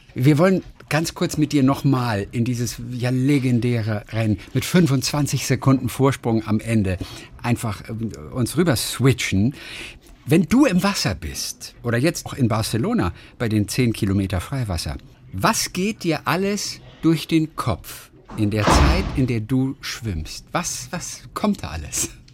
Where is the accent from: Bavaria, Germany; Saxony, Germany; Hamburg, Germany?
Hamburg, Germany; ich bin ja Hamburger